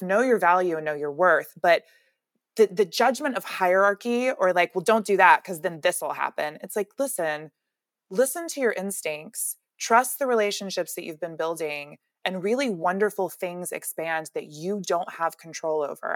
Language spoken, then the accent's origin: English; Alabama, United States; now in California, United States; I'm really from Alabama